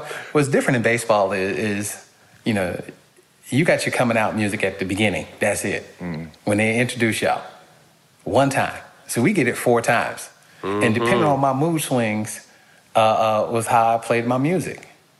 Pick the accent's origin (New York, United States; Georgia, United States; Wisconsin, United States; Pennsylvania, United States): Pennsylvania, United States; Pittsburgh; born there; because I was born outside of Pittsburgh. And my entire family, except like three people, are diehard Steeler fans.